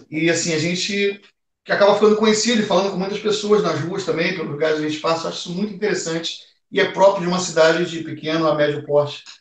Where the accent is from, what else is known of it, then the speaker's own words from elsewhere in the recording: Rio de Janeiro, Brazil; E eu, como, como um, um, carioca que sou, né? Vim do Rio de Janeiro, uma cidade grande